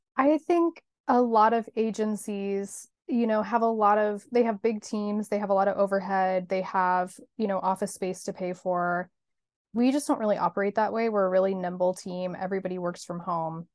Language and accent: English; Hutchinson, Kansas, United States; moved away as an adult; also born or lived in Los Angeles, California; now in Kansas City, United States; I grew up in Hutchinson, Kansas, but went to California for college